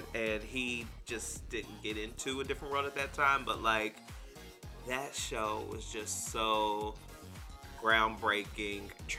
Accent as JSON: {"language": "English", "town": "Harrodsburg", "region": "Kentucky", "country": "United States", "tie": "born or raised there", "moved": "yes", "said": "Yes, there is a protest that is happening in my very little hometown of Harrodsburg, Kentucky."}